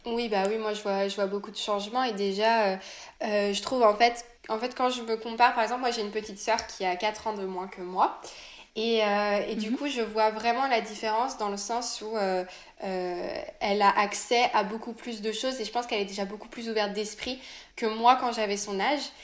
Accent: France; also born or lived in Nantes; je suis française, je vis à Nantes

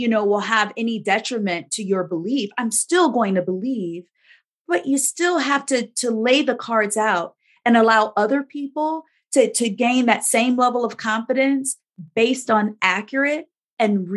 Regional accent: Gary, Indiana, United States; moved away as an adult; also born or lived in Chicago suburbs, Illinois; now in Big Rapids, United States; I was born and raised in Gary, Indiana, but lived in the Chicago suburbs almost my entire career.

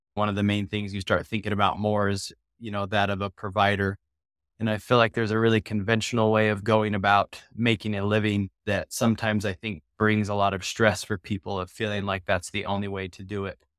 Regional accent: Southern California, United States; I grew up in Southern California is where I grew up

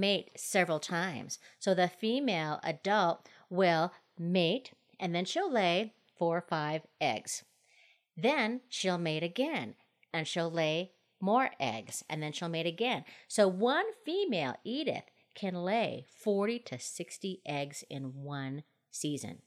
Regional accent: Minnesota, United States; now in Colorado, United States; my home state is Minnesota

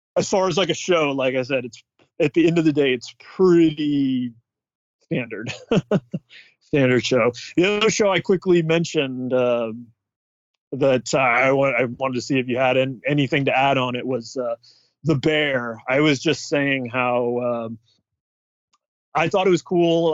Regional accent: Bay Area, California, United States; growing up in the Bay Area

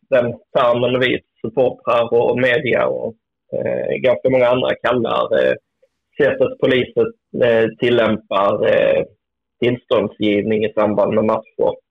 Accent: Helsingborg, Skåne, Sweden; Jag är ju helsingborgare så det gick inte så bra för oss.

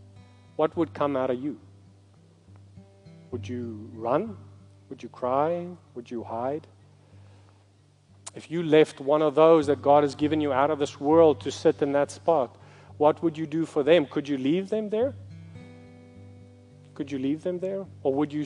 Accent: South Africa; I'm from South Africa

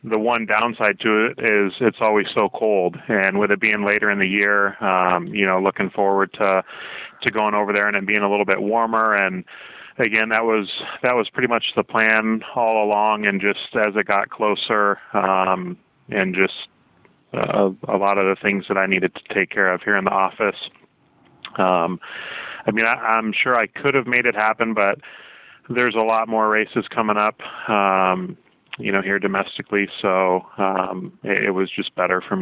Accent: South Carolina, United States; moved away as an adult; also born or lived in Michigan; now in Southern California, United States; I moved to South Carolina when I was 9

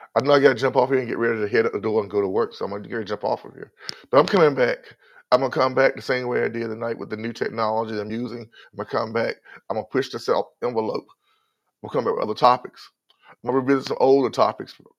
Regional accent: North Carolina, United States; I'm from North Carolina. I'm a Southerner.

